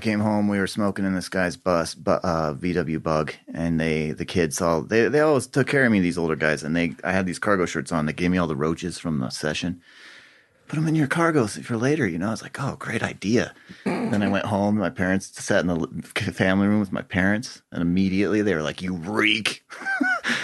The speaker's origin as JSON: {"language": "English", "town": "Boulder", "region": "Colorado", "country": "United States", "tie": "born or raised there", "also_born_or_lived": "Leadville, Colorado", "said": "I grew up in Boulder County."}